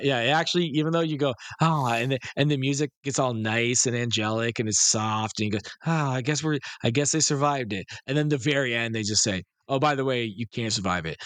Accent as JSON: {"language": "English", "town": "Detroit", "region": "Michigan", "country": "United States", "tie": "born or raised there", "said": "areas where I grew up in Detroit"}